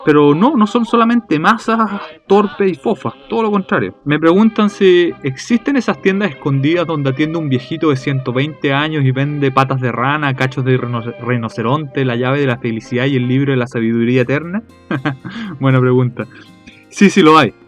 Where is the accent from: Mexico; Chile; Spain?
Chile; comemos empanadas los chilenos